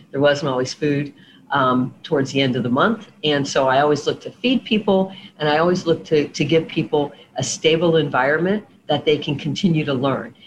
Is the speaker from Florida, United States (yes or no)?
yes; South Florida, United States; I was born and raised in South Florida